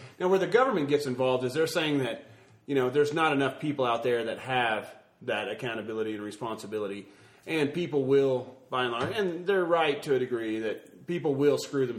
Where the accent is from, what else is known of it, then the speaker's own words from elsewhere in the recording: Oklahoma, United States; also born or lived in Alabama; now in Colorado, United States; growing up in Oklahoma without a lottery